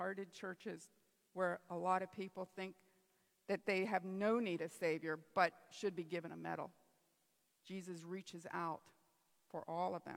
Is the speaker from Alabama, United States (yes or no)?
no; Pennsylvania, United States; I'm from Pennsylvania